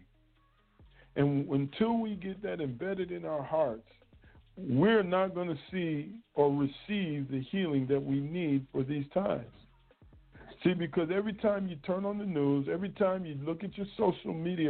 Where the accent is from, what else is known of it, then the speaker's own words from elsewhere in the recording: United States; me being a black male growing up in America